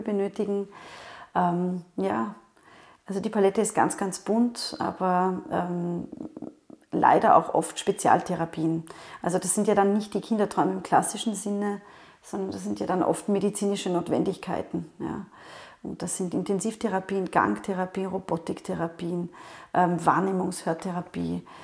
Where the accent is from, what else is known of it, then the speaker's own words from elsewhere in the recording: Vienna, Austria; ich komme aus Wien